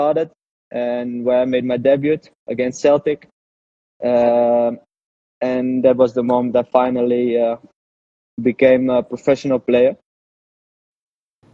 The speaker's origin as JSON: {"language": "English", "town": "Amsterdam", "region": "North Holland", "country": "Netherlands", "tie": "born or raised there", "also_born_or_lived": "Scotland", "moved": "as an adult", "said": "I grew up in Holland, in Amsterdam"}